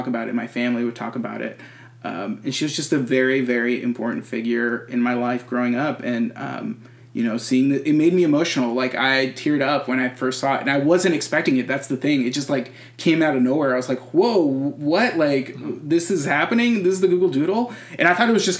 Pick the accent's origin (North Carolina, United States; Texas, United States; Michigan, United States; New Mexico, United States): Texas, United States; I'm a Texan Latinx person.